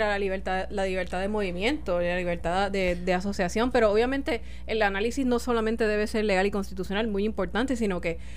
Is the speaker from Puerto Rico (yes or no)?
yes; Carolina, Puerto Rico; mi pueblo de Carolina